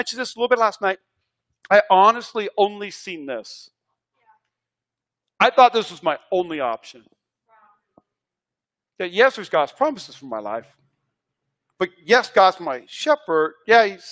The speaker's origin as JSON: {"language": "English", "region": "North Dakota", "country": "United States", "moved": "yes", "lives_now": "Las Vegas, United States", "said": "I'm from North Dakota"}